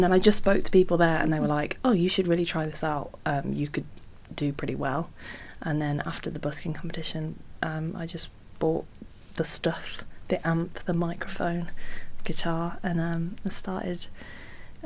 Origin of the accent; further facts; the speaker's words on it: Redditch, West Midlands, United Kingdom; now in London, United Kingdom; I'm from Redditch in Worcestershire